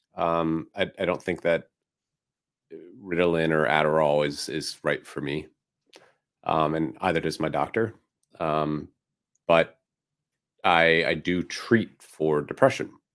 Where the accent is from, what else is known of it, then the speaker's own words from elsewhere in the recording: Philadelphia, Pennsylvania, United States; moved away; my hometown of Philadelphia